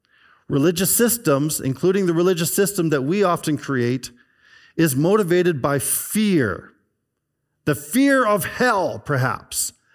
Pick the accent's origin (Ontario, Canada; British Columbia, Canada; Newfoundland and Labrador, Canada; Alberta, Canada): British Columbia, Canada; there was Old Kelowna is a group that I belong to because I grew up in the Okanagan Valley. And they showed a picture of West Bank in around early 1970s. And I could see where our house was.